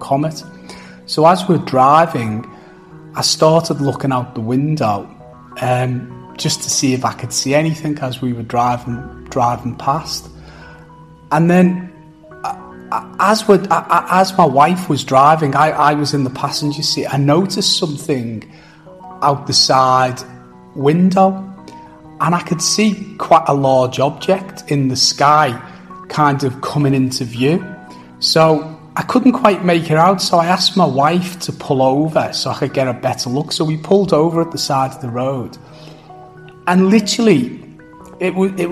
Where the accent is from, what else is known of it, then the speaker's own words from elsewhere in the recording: Liverpool, North West England, United Kingdom; moved away as an adult; now in Perth, Australia; I'm originally from the United Kingdom, from a place called Liverpool. I migrated and I now live in Perth, Western Australia.